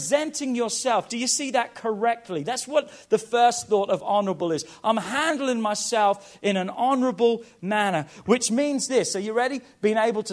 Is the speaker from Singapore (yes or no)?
no; England, United Kingdom; moved away; I'm from England